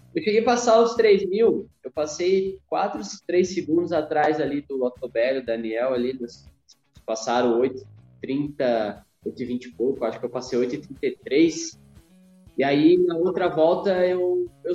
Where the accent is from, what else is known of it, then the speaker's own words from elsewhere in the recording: Criciúma, Santa Catarina, Brazil; eu nasci em Criciúma, Santa Catarina